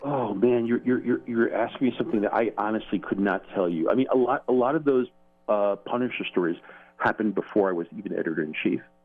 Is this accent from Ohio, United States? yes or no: no; New York, United States; being a New Yorker